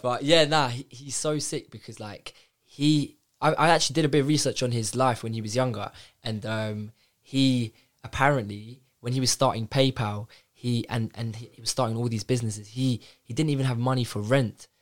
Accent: London, United Kingdom; I'm from North London

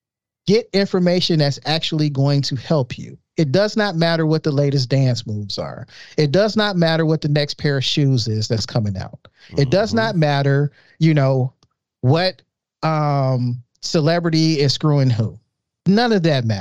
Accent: Chicago, Illinois, United States; I grew up in Chicago.

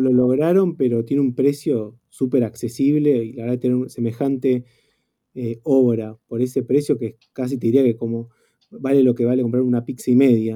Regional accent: Argentina; mí particularmente como, argentino

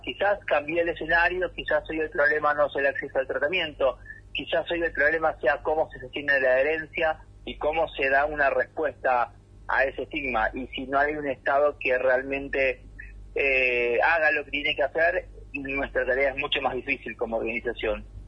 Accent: Ciudadela, Buenos Aires Province, Argentina; now in San Martín, Argentina; yo, nací y crecí en Fuerte Apache, en ah. zona oeste del conurbano bonaerense.

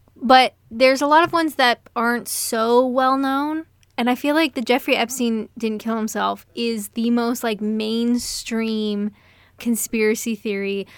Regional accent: Canada; I'm Canadian

